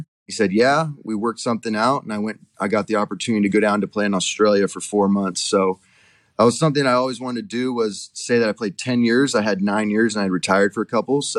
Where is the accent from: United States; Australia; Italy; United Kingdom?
United States; San Diego, California; moved away as an adult; also born or lived in Dallas, Texas; now in Knoxville, United States; Knoxville gave me the home vibe that I grew up with in San Diego, California